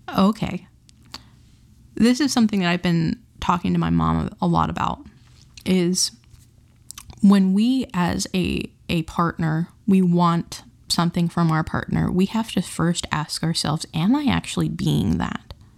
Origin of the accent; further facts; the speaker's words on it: Utah, United States; where I grew up in Utah